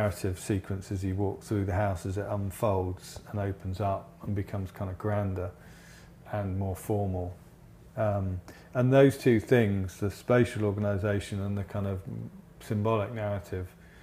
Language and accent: English; Essex, East of England, United Kingdom; I'm from Essex